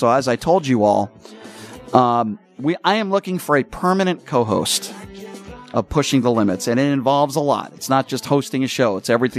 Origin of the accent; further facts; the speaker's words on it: East Coast, United States; I grew up on the East Coast. I grew up with the Hartford Whalers. I grew up with hockey as well.